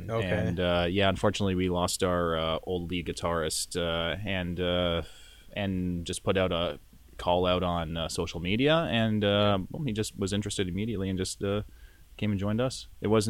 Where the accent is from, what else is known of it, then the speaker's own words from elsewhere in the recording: Milton, Ontario, Canada; we're from Milton